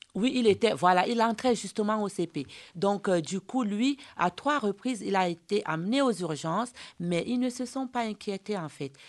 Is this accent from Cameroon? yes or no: yes; Cameroon; chez nous en Afrique, moi je suis d'origine camerounaise